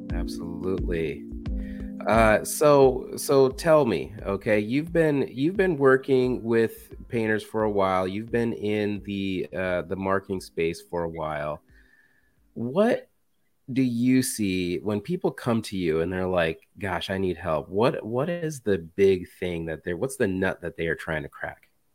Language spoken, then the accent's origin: English; Indiana, United States; I'm from Indiana